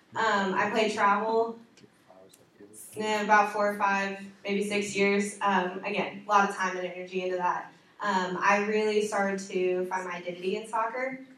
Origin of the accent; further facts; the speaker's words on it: Evansville, Indiana, United States; moved away as an adult; now in Indianapolis, United States; I'm from Evansville, Indiana